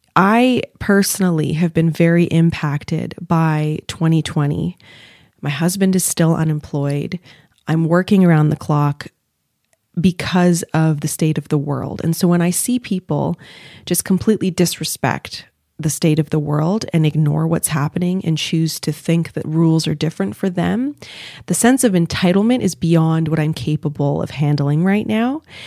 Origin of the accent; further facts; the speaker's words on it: Montreal, Quebec, Canada; moved away as an adult; now in Toronto, Canada; I'm living in Toronto. Now I'm from Montreal.